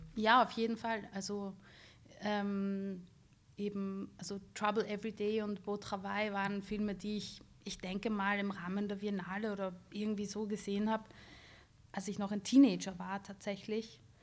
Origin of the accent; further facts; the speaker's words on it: Bad Vöslau, Lower Austria, Austria; moved away as an adult; also born or lived in Baden; now in Vienna, Austria; ich bin in Bad Fürslau aufgewachsen, wo meine Eltern auch immer noch leben.